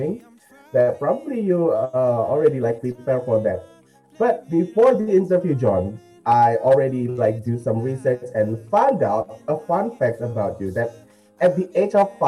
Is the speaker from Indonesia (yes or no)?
yes; Indonesia; I'm from Indonesia